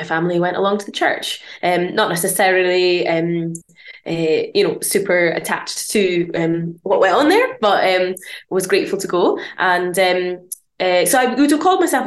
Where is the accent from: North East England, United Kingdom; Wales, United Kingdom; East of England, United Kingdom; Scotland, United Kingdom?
Scotland, United Kingdom; near Aberdeen, northeast of; now in Bathgate, United Kingdom; I'm from Scotland. Originally from the northeast of Scotland, up near Aberdeen.